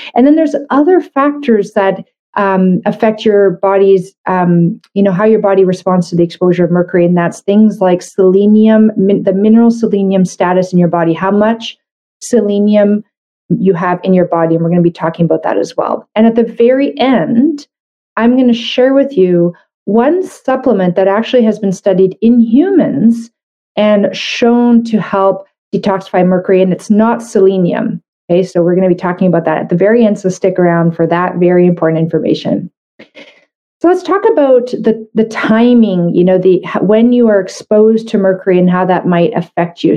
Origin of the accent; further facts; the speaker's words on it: Canada; I'm a Canadian medical doctor